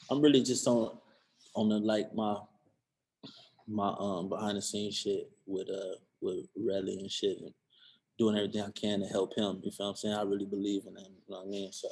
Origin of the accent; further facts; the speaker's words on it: Cleveland, Ohio, United States; Like bitch, I'm from Cleveland.